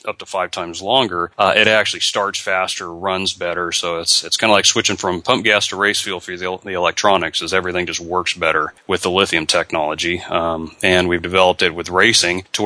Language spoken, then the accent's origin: English; Southern California, United States; moved away as an adult; also born or lived in Oregon; now in Florida, United States; growing up in Southern California, that is part of the culture